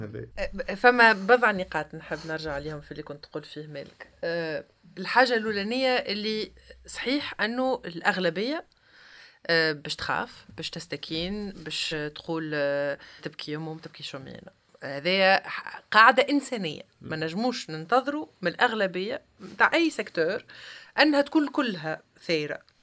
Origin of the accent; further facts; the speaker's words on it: Tunisia; عندنا في تونس